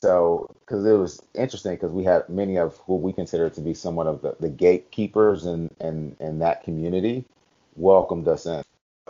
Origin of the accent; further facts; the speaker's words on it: Cleveland, Ohio, United States; also born or lived in Germany; So, but yeah, I grew up in Cleveland. My parents divorced at two, and actually lived in Germany for a little while.